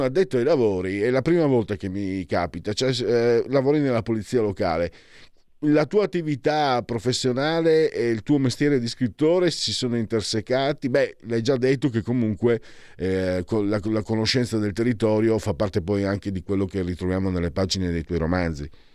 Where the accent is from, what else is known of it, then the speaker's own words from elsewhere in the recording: Friuli-Venezia Giulia, Italy; io vengo da Friuli, dalla periferia più profonda